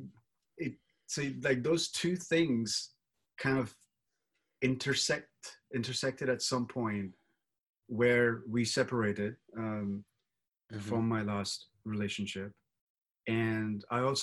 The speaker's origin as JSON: {"language": "English", "country": "India", "tie": "born or raised there", "said": "I grew up in India"}